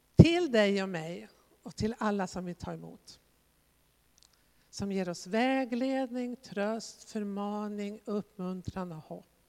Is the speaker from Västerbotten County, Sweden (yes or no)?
yes; Västerbotten County, Sweden; jag kommer ju själv från Västerbotten